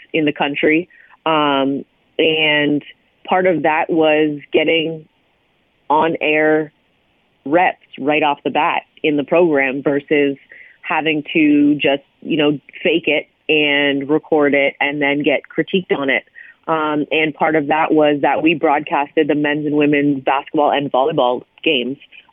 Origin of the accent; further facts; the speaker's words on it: Hamilton, Ontario, Canada; my hometown, which is McMaster University